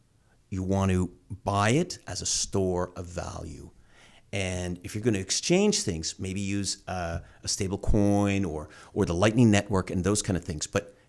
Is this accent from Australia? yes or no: no; Canada; Like now, as a Canadian, you can buy a Bitcoin ETF.